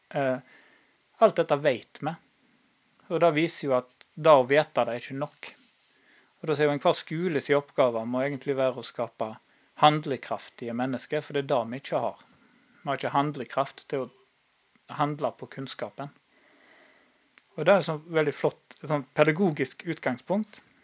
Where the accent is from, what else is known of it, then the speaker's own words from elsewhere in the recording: Norway; vi vokste opp på Haga